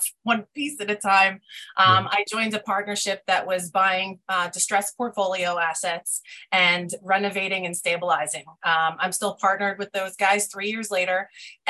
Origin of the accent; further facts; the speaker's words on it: New York, United States; moved away as an adult; now in Pennsylvania, United States; I grew up in New York. It's been my home for forever